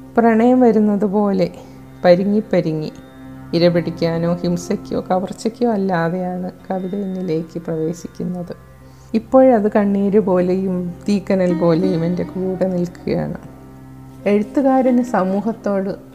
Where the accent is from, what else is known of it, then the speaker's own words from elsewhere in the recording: Chembu, Kerala, India; ഞാൻ വൈക്കത്ത് ചെമ്പ് സ്വദേശിനിയാണ്